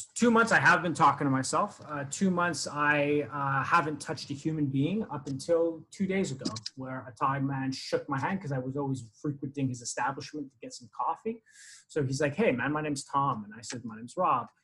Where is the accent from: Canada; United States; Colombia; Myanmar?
Canada; moved away; I am Canadian